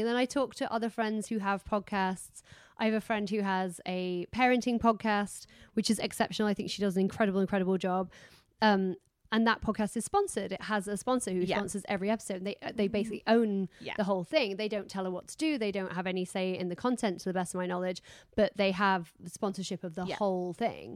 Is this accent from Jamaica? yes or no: no; United Kingdom; moved away as an adult; also born or lived in New York; being British